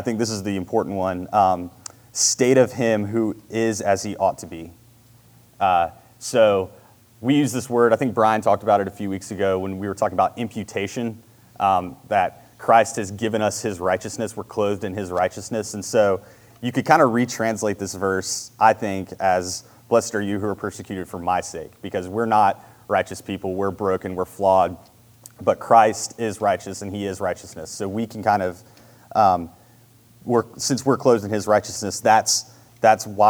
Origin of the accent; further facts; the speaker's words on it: Marietta, United States; I grew up in Marietta, went to Marietta High School. I've always been in this area